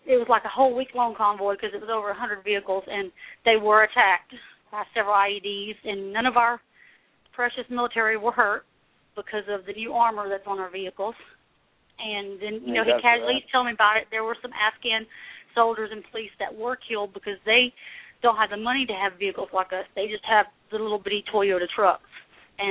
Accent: the South, United States; I'm from the South. So, you know, we have a lot of military families in the South

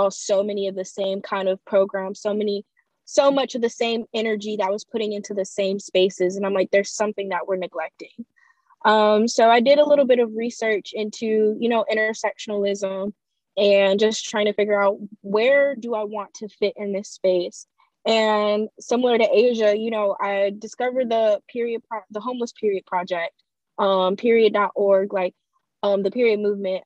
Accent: Fayetteville, North Carolina, United States; also born or lived in Greensboro, North Carolina; I'm originally from Fayetteville, North Carolina, and I've gone to Title I schools my entire life

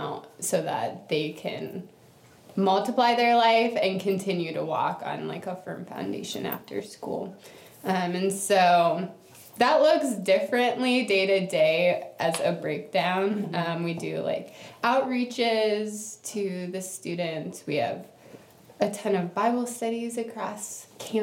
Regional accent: Cleveland, Ohio, United States; moved away as an adult; now in Athens; I am from Cleveland, Ohio, or that area around there

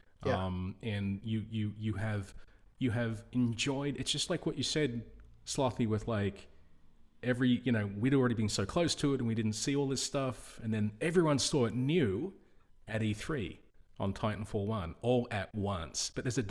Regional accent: Australia; I'm Australian and I agree with you.

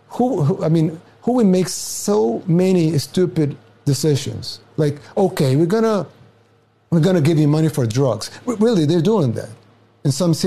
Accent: El Salvador; now in United States

